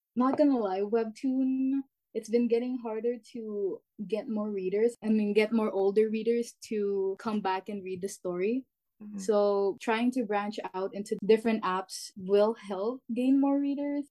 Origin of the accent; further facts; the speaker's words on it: Canada; I'm the author of Gen Z, and I'm from Canada